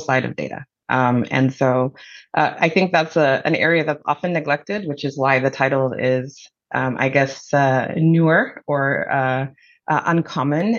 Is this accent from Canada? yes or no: no; Zambia; moved away as an adult; now in United States; I'm originally from Zambia. So I immigrated here in 2000 for college